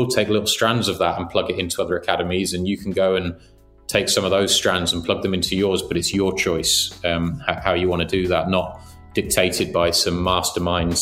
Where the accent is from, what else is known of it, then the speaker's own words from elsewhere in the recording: England, United Kingdom; we grew up in England